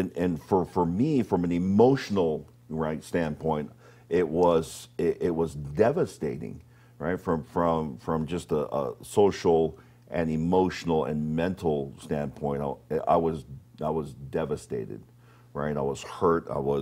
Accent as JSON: {"language": "English", "town": "Honolulu", "region": "Hawaii", "country": "United States", "tie": "born or raised there", "moved": "as an adult", "said": "we grew up on the town side behind the valley behind the University of Hawaii is where we grew up."}